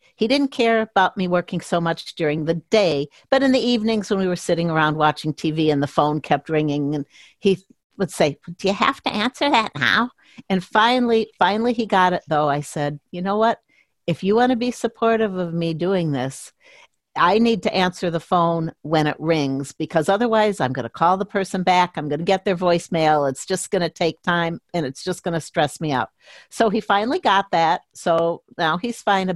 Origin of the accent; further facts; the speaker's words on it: Chicago, Illinois, United States; moved away as an adult; also born or lived in Milwaukee / Phoenix / Minneapolis; I grew up in the Chicago suburbs